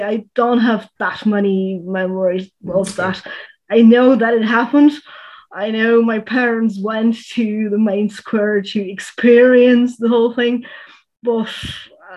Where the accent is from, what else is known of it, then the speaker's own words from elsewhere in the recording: Prague, Czechia; moved away as an adult; now in Brno, Czech Republic; I was born and raised in Prague, in the capital, but I then went to Brno